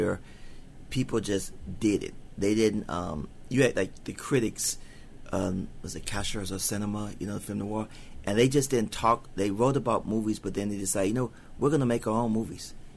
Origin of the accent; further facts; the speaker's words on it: Cleveland, Ohio, United States; accent: southern; I grew up in Cleveland. I'm a poor boy from the ghetto. I grew up off East 105th